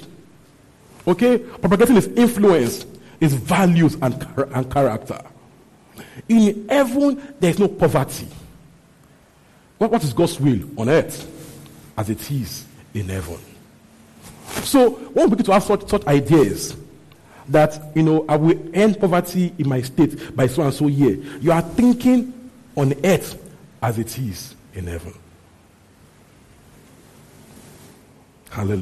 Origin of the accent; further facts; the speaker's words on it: Nigeria; growing up in Christianity in Nigeria